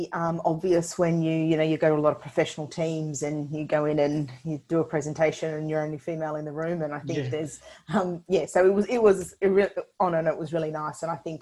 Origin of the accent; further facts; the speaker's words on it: Sunshine Coast, Queensland, Australia; moved away as an adult; also born or lived in Birmingham, United Kingdom / Canberra; I grew up on the Sunshine Coast and moved to Canberra.